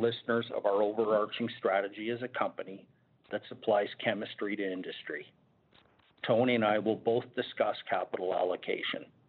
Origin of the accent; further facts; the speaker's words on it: Canada; as a Canadian running a North American-wide company